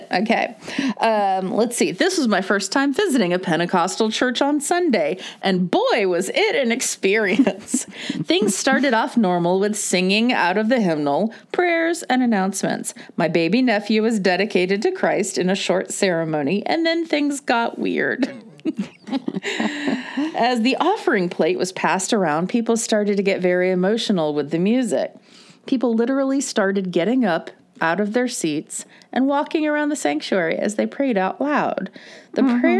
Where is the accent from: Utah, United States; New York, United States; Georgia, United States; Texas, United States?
Texas, United States; I grew up Southern Baptist in Texas